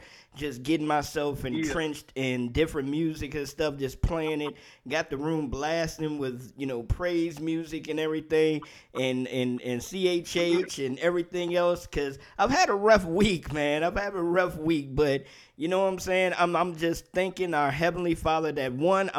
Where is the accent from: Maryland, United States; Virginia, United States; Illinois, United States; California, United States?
Maryland, United States; D.C. area; also born or lived in Washington, D.C.; I was raised in the Maryland, D.C. area.